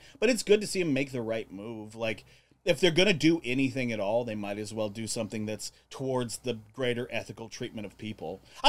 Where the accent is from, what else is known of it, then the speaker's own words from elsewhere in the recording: Arizona, United States; I'm from Arizona.